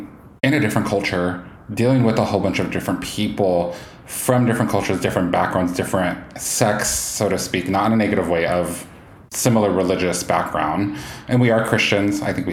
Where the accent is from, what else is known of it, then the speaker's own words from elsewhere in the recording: Northwest, Pacific Northwest, United States; we're both from the Northwest. I am first generation in America. And so my cultural background is unique in the fact that I grew up in the Orthodox faith, but then later on became more, I guess, what most people would call Protestant Christian.